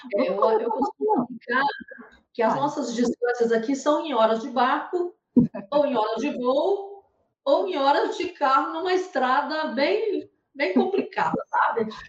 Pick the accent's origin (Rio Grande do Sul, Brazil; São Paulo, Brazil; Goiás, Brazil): Goiás, Brazil; moved away as an adult; also born or lived in Amapá; now in Macapá, Brazil; E sou goiana. Estou no norte porque vim transferir, trabalhava em banco